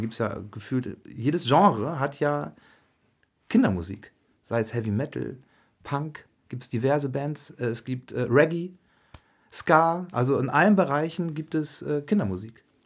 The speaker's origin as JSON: {"language": "German", "town": "Wittmund", "region": "Lower Saxony", "country": "Germany", "also_born_or_lived": "Hanover", "moved": "yes", "said": "ich komme aus Wittmund, aus Friesland"}